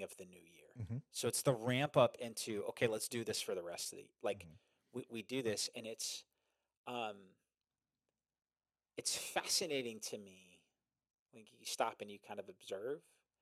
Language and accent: English; New Jersey, United States; I'm from Jersey